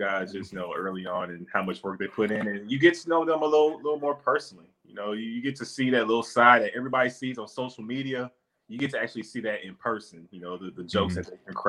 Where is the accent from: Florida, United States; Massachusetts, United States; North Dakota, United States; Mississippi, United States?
Mississippi, United States; Hattiesburg; I'm from Mississippi, from Hattiesburg, Mississippi.